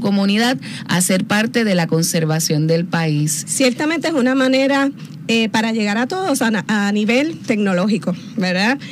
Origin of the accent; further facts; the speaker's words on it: Carolina, Puerto Rico; Yo soy metropolitana, con mucho orgullo soy de Carolina, pero trabajo aquí en San Juan